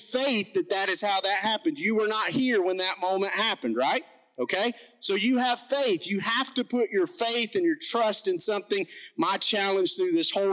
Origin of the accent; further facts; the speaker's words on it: McCall, Alabama, United States; I'm from McCall, Alabama. My mouth doesn't work like